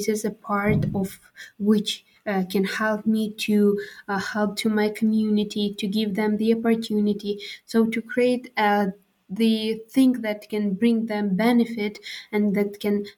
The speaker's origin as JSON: {"language": "English", "town": "Khorog", "region": "Gorno-Badakhshan", "country": "Tajikistan", "second_language": "English", "moved": "as an adult", "lives_now": "Bishkek, Kyrgyzstan", "said": "I'm from Tajikistan, living in Pamir in Khorog, and Pamir it's a little bit different from other regions that is located in Tajikistan. And actually, yeah, we as Pamirians"}